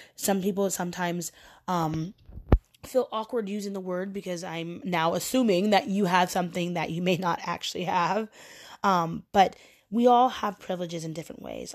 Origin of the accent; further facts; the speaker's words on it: Portland, Oregon, United States; moved away as an adult; now in New York, United States; I'm from Portland, Oregon. And being from Oregon, I am surrounded by white people.